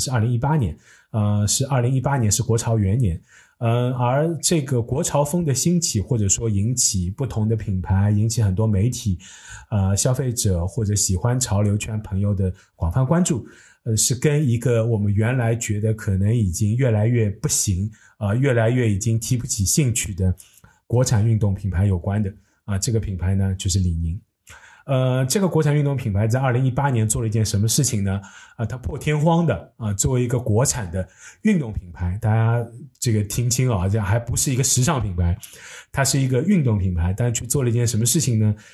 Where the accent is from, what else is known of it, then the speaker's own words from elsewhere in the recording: China; 我一个土生土长的中国人